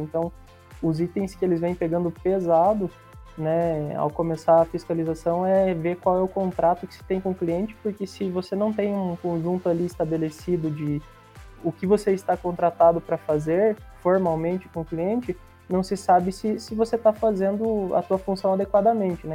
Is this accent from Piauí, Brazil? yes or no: no; Curitiba, Paraná, Brazil; sou de Curitiba